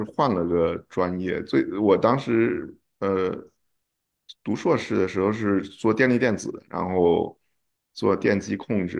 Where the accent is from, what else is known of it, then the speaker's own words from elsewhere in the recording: China; moved away as an adult; now in United States; 说啊我刚从中国过来啊